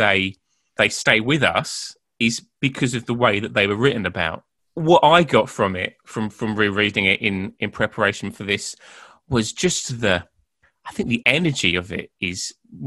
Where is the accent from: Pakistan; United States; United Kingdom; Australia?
United Kingdom; as British people